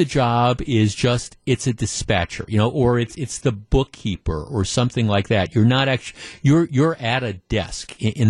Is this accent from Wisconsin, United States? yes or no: yes; Glendale, Wisconsin, United States; I grew up in Glendale, went to Nicolet High School.